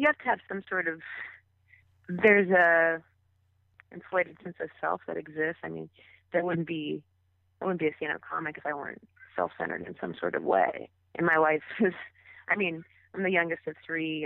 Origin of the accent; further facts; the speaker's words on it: Southwest Ohio, United States; moved away as an adult; now in Los Angeles, United States; I grew up in Southwest Ohio and stuck around there to also uh, go to college there